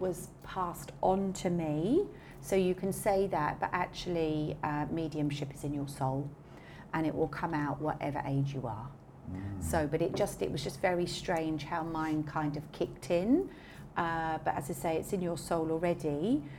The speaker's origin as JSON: {"language": "English", "region": "England", "country": "United Kingdom", "said": "being English"}